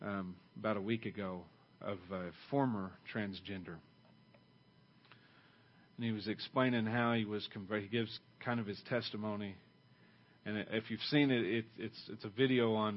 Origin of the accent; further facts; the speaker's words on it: Oklahoma, United States; now in Ada, United States; I only grew up like 70 miles from here. I mean, it's still middle America, Oklahoma, the Bible Belt